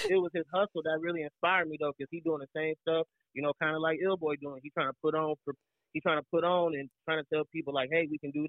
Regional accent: Freeport, Illinois, United States; Man, I'm from Freeport, Illinois, located right out here in the Midwest.

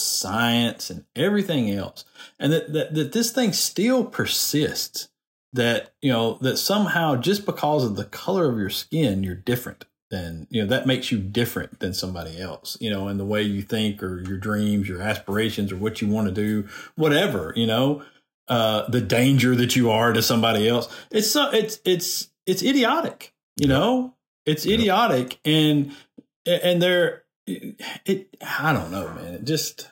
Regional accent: Decatur, Alabama, United States; I come from Decatur

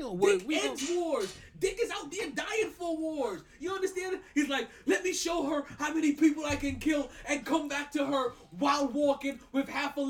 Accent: New York, United States; I'm a New Yorker, but when they say shit is different in Florida, shit is just different in Florida.

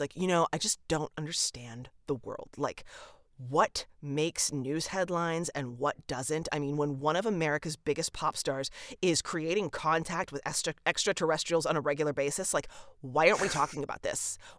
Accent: the South, United States; I am friends with a lot of atheists and goths and spiritual people because I'm from the South.

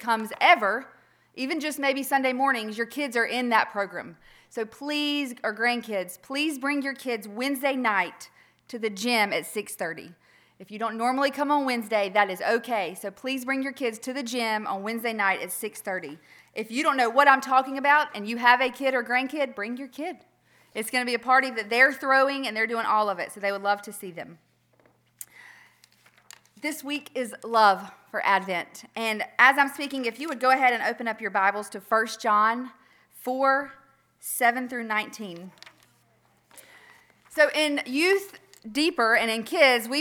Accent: Earl, United States; I was born in Earl.

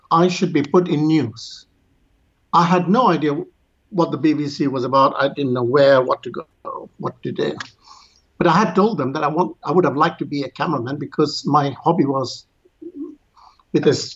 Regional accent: Yemen; moved away; also born or lived in India; My family comes from India, and I was born in Yemen.

